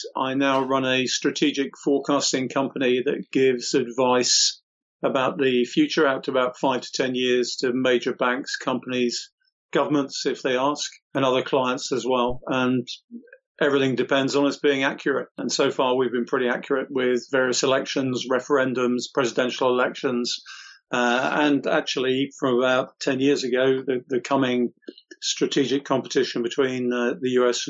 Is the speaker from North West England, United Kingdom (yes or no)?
no; South East England, United Kingdom; born there; Okay, I was actually born in Kent, which is one of our more easterly counties, but my father was in the Navy, so he was stationed there. My family heritage is from Wales.